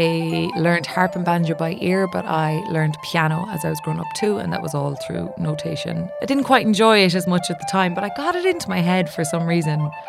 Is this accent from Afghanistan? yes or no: no; County Mayo, Connacht, Ireland; moved away as an adult; also born or lived in United States; now in London, United Kingdom; I am from County Mayo on the west coast of Ireland, and I am an artist living and working here in London. I grew up playing Irish traditional music